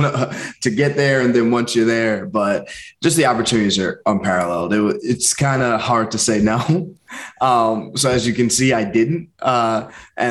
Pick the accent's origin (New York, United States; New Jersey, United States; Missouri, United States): New York, United States; Long Island; also born or lived in Boston / Portland; I'm from Long Island. I grew up there, spent most of my life there